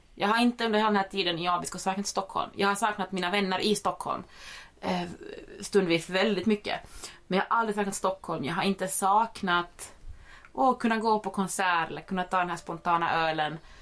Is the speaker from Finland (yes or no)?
yes; Finland; now in Sweden; jag är en finlandssvensk. Eh, men, som, men som bor i Sverige